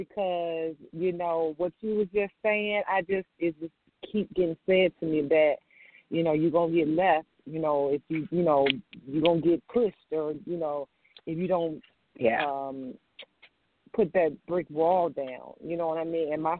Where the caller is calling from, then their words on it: Virginia, United States; I'm calling from Virginia.